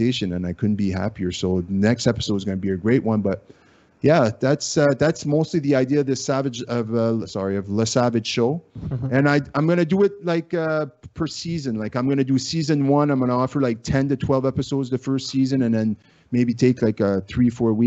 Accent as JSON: {"language": "English", "country": "Canada", "accent": "Acadian French", "first_language": "French", "second_language": "English", "said": "My first language is French, and I'm not only like French, but I'm like French Canadian, but I'm Acadien. Like, I have a very distinct type of French"}